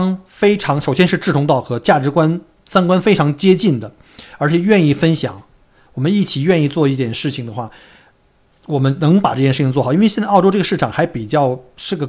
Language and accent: Chinese; China; 所以呢，我在想，我们中国人为什么经常就是不团结？